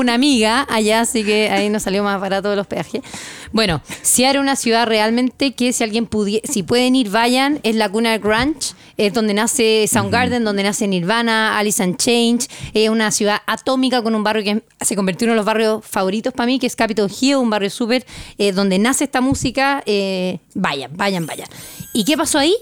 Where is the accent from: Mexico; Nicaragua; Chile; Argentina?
Chile; nosotros como chilenos